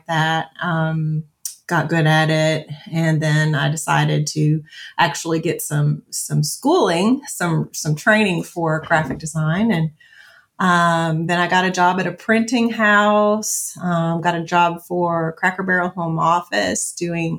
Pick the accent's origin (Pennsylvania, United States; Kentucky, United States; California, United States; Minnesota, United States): Kentucky, United States; Franklin; moved away as an adult; now in Mt. Juliet, United States; my first corporate job in my hometown of Franklin, Kentucky